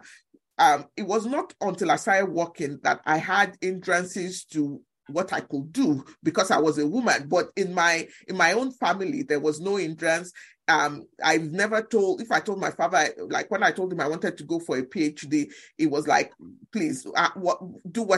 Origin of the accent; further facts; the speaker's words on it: Nigeria; now in United States; I grew up in Nigeria in a family in which I was the first child in the family